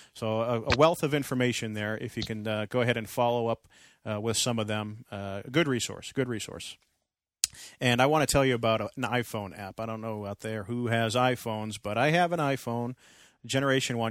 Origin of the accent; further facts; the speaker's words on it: Andover, Massachusetts, United States; moved away; Andover, North Andover, Lawrence, Methuen, my hometown area